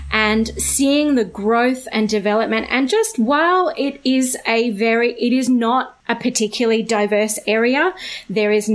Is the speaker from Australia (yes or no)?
yes; Australia; I was born in Australia. I am a settler here. All of my great-great-grandparents were also born in somewhere in Australia, and so I have a long, long history of growing up in Australia